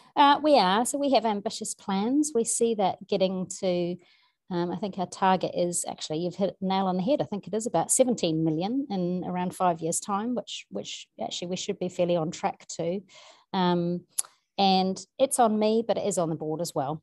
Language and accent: English; New Zealand; moved away; I grew up in New Zealand, but obviously spent so long away.